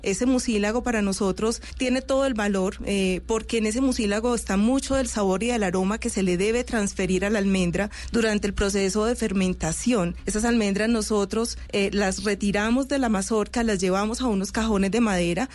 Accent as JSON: {"language": "Spanish", "country": "Colombia"}